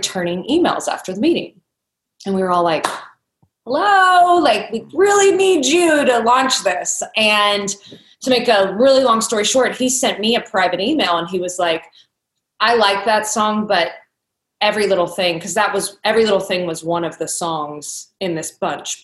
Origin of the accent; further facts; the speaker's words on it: Kentucky, United States; When I was growing up in Kentucky